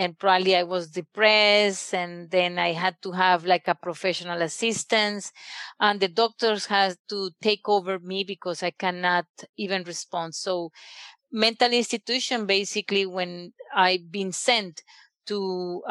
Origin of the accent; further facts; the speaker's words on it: Colombia; now in United States; I'm originally from Colombia